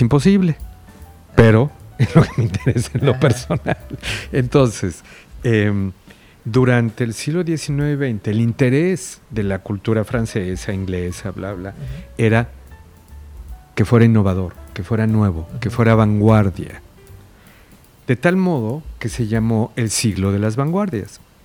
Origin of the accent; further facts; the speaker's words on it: Mexico; el otro somos nosotros, es mexicano